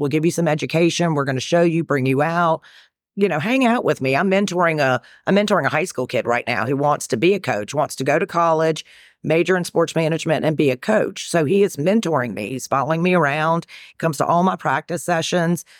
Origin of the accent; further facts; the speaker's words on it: North Carolina, United States; accent: Carolina-ish; moved away as an adult; also born or lived in New York / South Alabama; now in Knoxville, United States; born in New York, raised in North Carolina, so I'm a fast-talking Southerner, but I'm currently living in Knoxville, Tennessee.